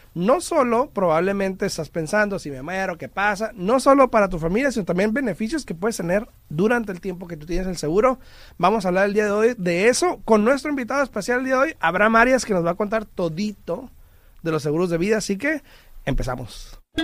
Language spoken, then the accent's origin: Spanish; Mexico; moved away; yo soy mexicano, tú también. En mi cultura, porque yo crecí allá